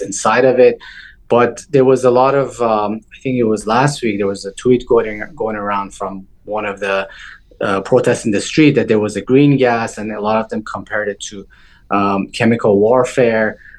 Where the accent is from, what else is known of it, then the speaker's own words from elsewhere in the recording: Toronto, Ontario, Canada; also born or lived in Iran; I grew up outside of Iran. I moved when I was uh, 12 years of age. I grew up in Toronto, Canada.